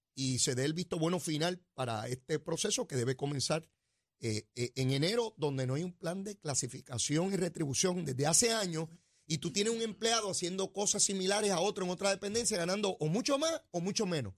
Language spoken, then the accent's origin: Spanish; Puerto Rico; Boricua somos